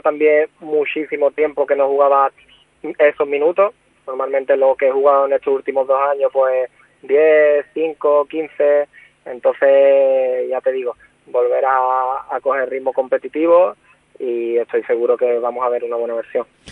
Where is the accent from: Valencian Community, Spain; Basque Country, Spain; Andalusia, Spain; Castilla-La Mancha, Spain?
Andalusia, Spain; Cádiz; also born or lived in Puerto Real; now in Benalmádena, Spain; yo como andaluz que soy